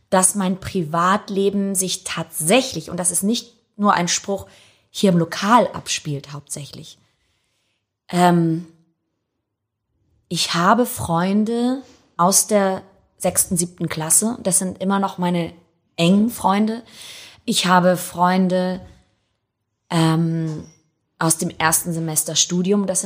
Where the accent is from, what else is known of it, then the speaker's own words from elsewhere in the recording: Hamburg, Germany; Doch, ich bin Hamburger. Aber ich habe immer noch einen italienischen Pass und ich fühle mich Italien sehr verbunden